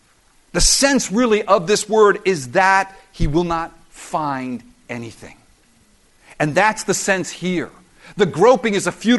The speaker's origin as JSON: {"language": "English", "country": "United States", "tie": "born or raised there", "said": "I was born in the United States of America"}